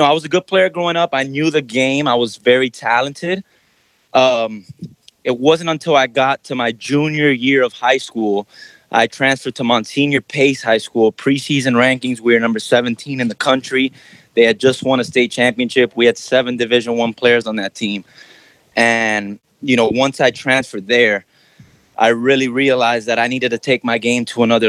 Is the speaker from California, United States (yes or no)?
no; Miami, Florida, United States; I was born and raised in Miami, Florida.